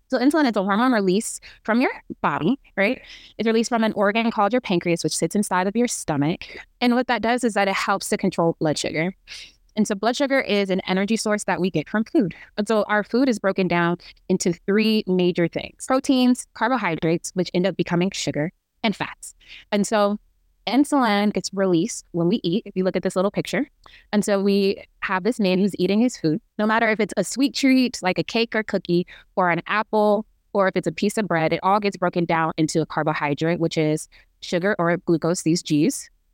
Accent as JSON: {"language": "English", "town": "Kansas City", "region": "Missouri", "country": "United States", "tie": "born or raised there", "also_born_or_lived": "Imo State, Nigeria", "moved": "as an adult", "lives_now": "Baltimore, United States", "said": "I am a Nigerian American, uh, back home from Imo State, and I grew up in Kansas City, Missouri"}